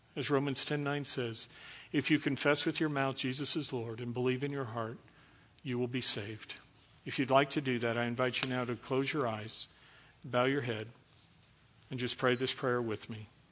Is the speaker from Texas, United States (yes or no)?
yes; Dallas, Texas, United States; I was born in Dallas, so I'm a first generation American. I'm a French Canadian frog, uh, from Texas